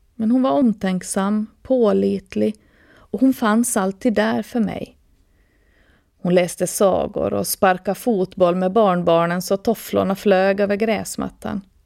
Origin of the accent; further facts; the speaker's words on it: Åland Islands; född och uppvuxen på Åland med mina rötter i Österbotten och resten av världen